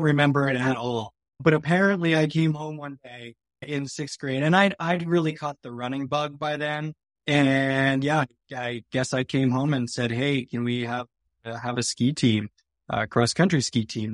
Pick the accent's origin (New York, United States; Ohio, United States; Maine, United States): Maine, United States; also born or lived in Burlington, Vermont / Sugarloaf, Maine / Portland, Maine; now in North Conway, United States; I grew up in Maine